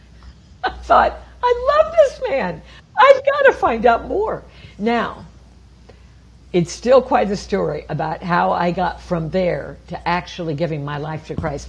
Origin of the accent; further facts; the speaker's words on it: Champaign, Illinois, United States; I grew up in the Midwest of America in a town called Champaign, Illinois, uh, south of Chicago.